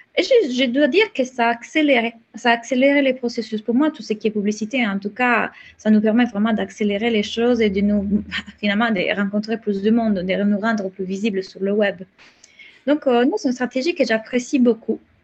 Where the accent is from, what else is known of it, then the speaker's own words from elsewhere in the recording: Italy; accent: Italian; French is a second language; moved away; j'ai un accent, donc je suis italienne